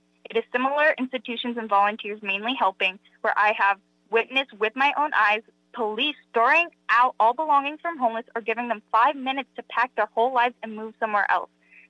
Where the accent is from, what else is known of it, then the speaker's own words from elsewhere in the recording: Los Angeles, California, United States; I'm a recent high school graduate born and raised in Los Angeles.